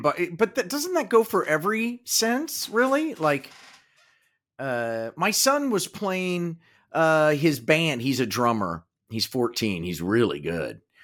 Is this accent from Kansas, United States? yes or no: yes; Kansas, United States; growing up in Kansas